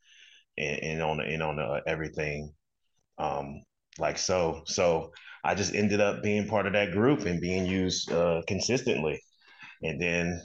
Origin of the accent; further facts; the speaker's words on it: Atlanta, Georgia, United States; In my hometown, Atlanta, Georgia